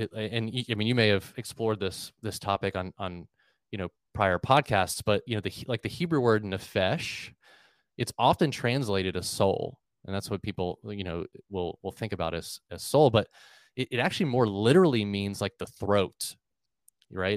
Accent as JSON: {"language": "English", "town": "Melbourne", "region": "Florida", "country": "United States", "tie": "born or raised there", "moved": "as an adult", "lives_now": "Jacksonville, United States", "said": "I grew up in Melbourne, Florida, which is a, a couple hours south of Jacksonville"}